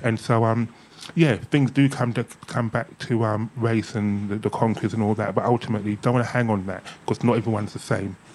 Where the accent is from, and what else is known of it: Ilford, London, United Kingdom; born or raised there; also born or lived in Hackney, London